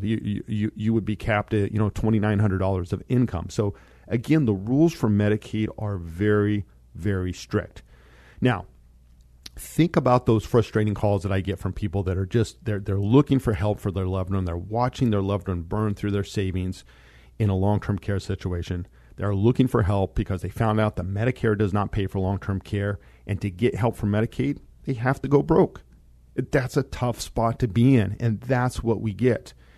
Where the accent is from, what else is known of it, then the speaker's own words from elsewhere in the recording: Monte Vista, Colorado, United States; I grew up in Monta Vista, Colorado.